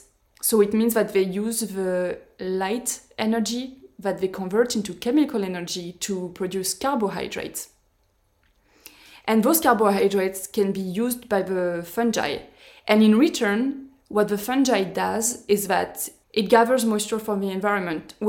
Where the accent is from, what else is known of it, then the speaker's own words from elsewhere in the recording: France; moved away; I'm going to be able to go back to France